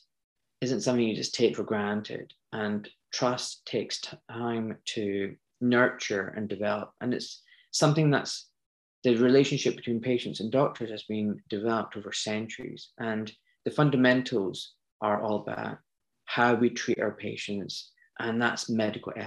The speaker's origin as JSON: {"language": "English", "region": "Scotland", "country": "United Kingdom", "tie": "born or raised there", "also_born_or_lived": "Pakistan (parents)", "moved": "as an adult", "lives_now": "London, United Kingdom", "said": "I was born in Scotland"}